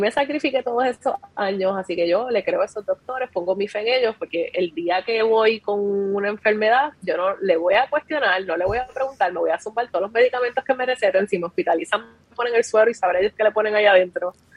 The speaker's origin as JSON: {"language": "Spanish", "town": "Ponce", "country": "Puerto Rico", "tie": "born or raised there", "said": "yo soy natural de Ponce."}